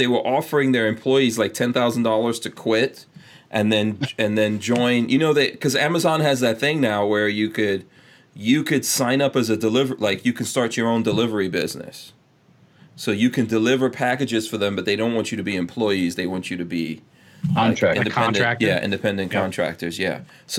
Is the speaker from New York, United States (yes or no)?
yes; New York, United States; moved away; So when I was growing up in New York and I would go to the airport to pick up someone